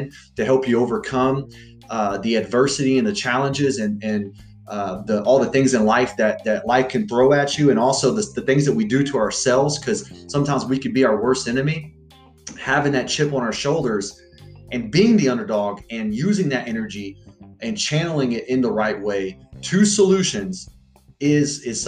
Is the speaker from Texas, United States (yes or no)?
yes; Freeport, Texas, United States; also born or lived in Galveston, Texas / Alvin, Texas; I was born in Galveston, Texas. I grew up half my life in a small town called Freeport, Texas. My other half of my life in Alvin, Texas.